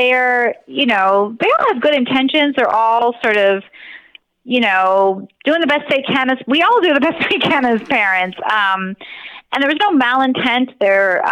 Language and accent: English; United States; I was born in the United States and grew up, you know, obviously went to school here